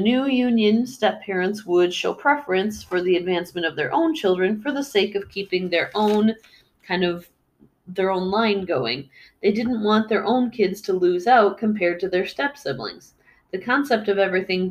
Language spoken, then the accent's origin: English; United States; as an American